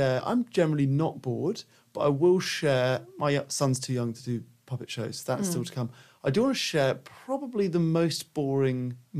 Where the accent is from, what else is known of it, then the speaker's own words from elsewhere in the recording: United Kingdom; moved away; I can deal with that as a British person.